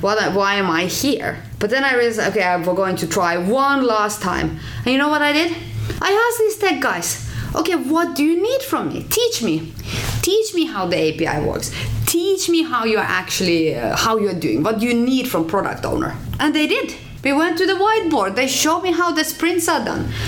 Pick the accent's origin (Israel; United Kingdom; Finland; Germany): Finland; moved away as an adult; also born or lived in Norway; now in Oslo, Norway; I'm from Finland